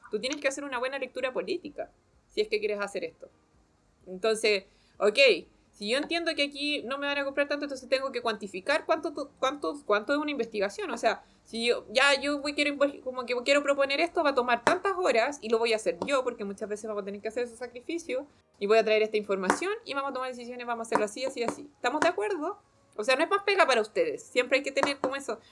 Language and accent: Spanish; Chile; como sociedad chilena